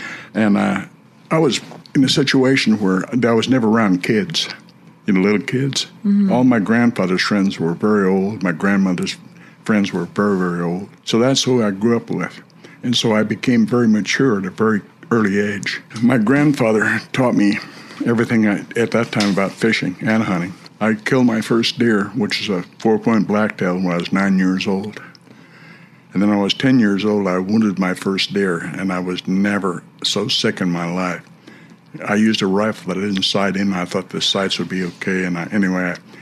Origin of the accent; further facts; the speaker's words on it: Chico, California, United States; I was born in Chico, California in 1939, July 31st